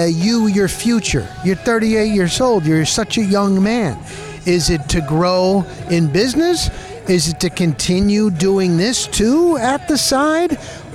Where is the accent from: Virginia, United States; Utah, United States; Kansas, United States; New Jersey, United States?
New Jersey, United States; Dover; moved away; I grew up in Morris County, New Jersey, a town, Dover, very blue collar. I bet you it's about 80% Puerto Rican, but it was a great town.